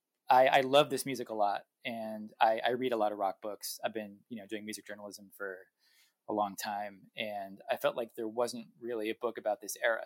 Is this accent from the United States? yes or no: yes; New England, United States; I'm from New England